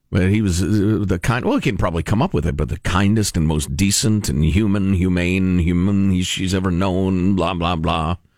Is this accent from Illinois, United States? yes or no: yes; Chicago, Illinois, United States; moved away; I grew up in in Chicagoland